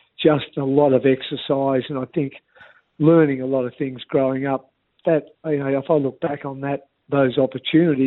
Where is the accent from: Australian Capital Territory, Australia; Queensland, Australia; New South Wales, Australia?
Australian Capital Territory, Australia; Canberra; moved away as an adult; also born or lived in Hobart, Tasmania / Devonport, Tasmania; So we moved to Canberra when I was 9